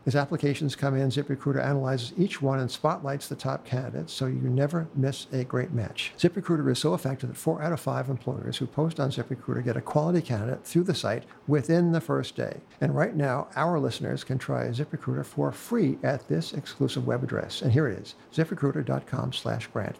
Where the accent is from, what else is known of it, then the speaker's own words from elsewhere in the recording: United States; I'm an American